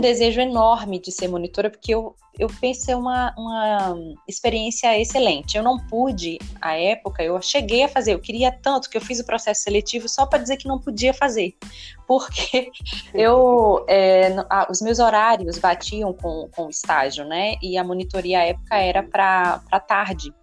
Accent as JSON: {"language": "Portuguese", "country": "Brazil", "said": "como cidadã, como brasileira"}